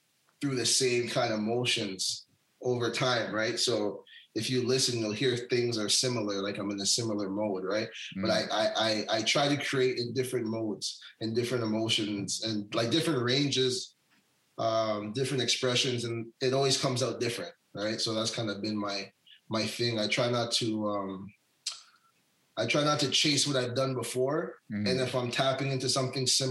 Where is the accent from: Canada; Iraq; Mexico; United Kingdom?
Canada; Hamilton, Ontario; moved away as an adult; now in Vancouver, Canada; I'm from out east, Hamilton. I grew up in Hamilton.